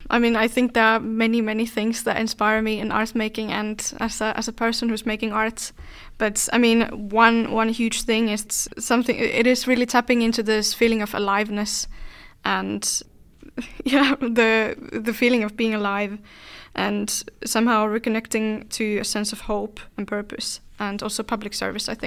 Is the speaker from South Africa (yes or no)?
no; Finland; And I am from Finland